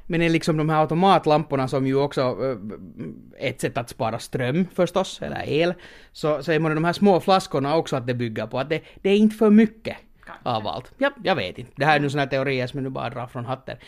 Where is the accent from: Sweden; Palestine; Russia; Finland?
Finland; moved away as an adult; now in Portugal; jag är från Finland